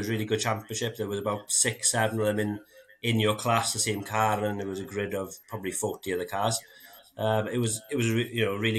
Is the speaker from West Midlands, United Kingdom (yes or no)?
no; Brechfa Forest, Wales, United Kingdom; I grew up playing around in Brechfa Forest, which is notoriously one of the most famous forests in kind of world rallying.